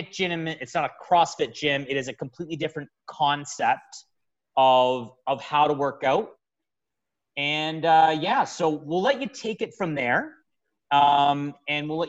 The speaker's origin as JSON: {"language": "English", "area": "Niagara", "region": "Ontario", "country": "Canada", "tie": "born or raised there", "said": "our hometown here in Niagara"}